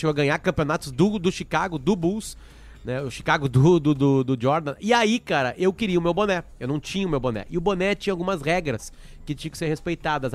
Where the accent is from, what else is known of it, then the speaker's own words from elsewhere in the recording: Alegrete, Rio Grande do Sul, Brazil; moved away; eu saí do Alegrete, lembrando, em 98, né? 97. 1997, há 23 anos